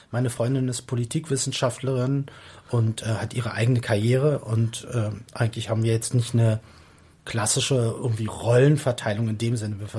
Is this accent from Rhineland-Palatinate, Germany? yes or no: no; Berlin, Germany; accent: Berlin; Oh, bin Westberliner, ich komme aus Reinickendorf.